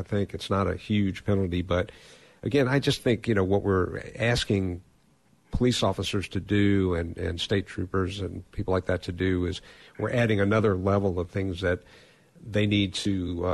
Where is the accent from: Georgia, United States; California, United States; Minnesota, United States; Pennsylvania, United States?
Georgia, United States; Atlanta; moved away; Atlanta, Georgia, my hometown where I grew up